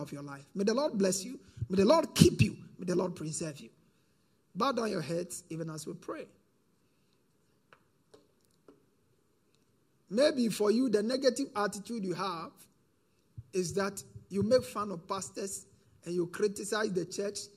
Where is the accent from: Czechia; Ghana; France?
Ghana; as a Ghanaian